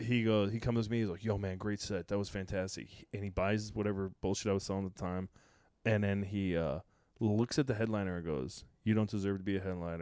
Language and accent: English; United Kingdom; accent: British; me and thinks that I'm either faking a British accent or they just have a real problem with me because I'm British.